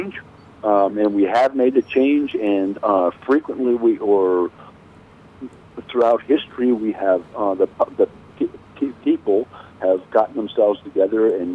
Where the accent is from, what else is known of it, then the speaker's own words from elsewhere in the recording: United States; as an American, I have a real responsibility